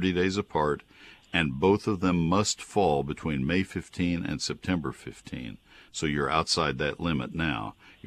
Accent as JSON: {"language": "English", "region": "Texas", "country": "United States", "tie": "born or raised there", "also_born_or_lived": "Ohio", "said": "I grew up in Texas, went to Ohio State, taught for 2 years in northern Ohio, came back to Texas"}